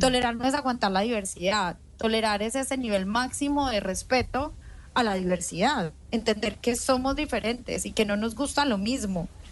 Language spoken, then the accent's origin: Spanish; Colombia; yo soy colombiana